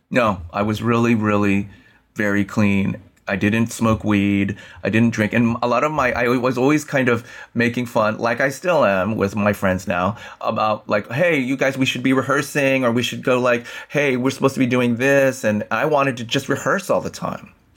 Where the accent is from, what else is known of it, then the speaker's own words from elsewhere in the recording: San Francisco, California, United States; I was born and raised in San Francisco, went to Abraham Lincoln High School in the Sunset District of San Francisco